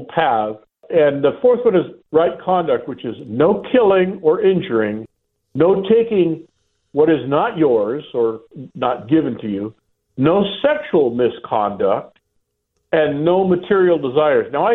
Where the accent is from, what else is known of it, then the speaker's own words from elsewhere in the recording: San Diego, California, United States; I'm from San Diego